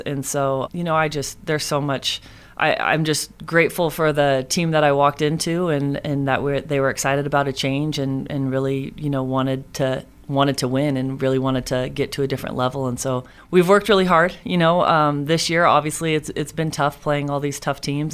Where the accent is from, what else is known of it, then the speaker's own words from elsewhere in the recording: Moraga, California, United States; moved away as an adult; I grew up in Moraga, California, and I lived there until I moved out here